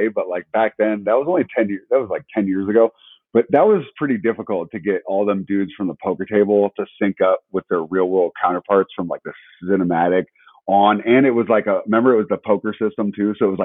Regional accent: Chicago suburbs, Illinois, United States; moved away; I was from Chicago. So, you know, even though, whatever, I'm from the suburbs

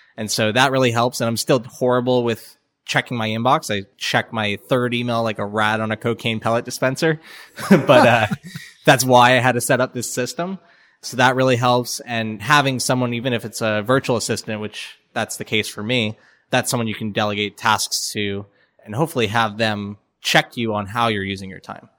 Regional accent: Florida, United States; also born or lived in New York; now in Atlanta, United States; I'm from Florida originally. My whole family is New Yorkers, and I used to live in New York for about four years. We moved to Atlanta about a year ago

